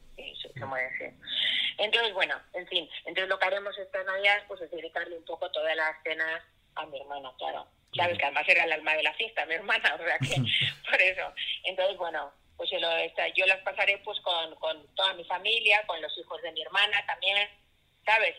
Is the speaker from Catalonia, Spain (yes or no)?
yes; Catalonia, Spain; yo soy catalana